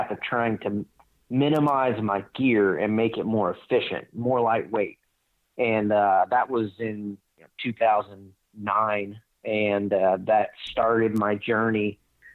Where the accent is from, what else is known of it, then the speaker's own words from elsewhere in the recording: Northwest Florida, United States; moved away as an adult; also born or lived in Colorado; I grew up in the Southeast in Northwest Florida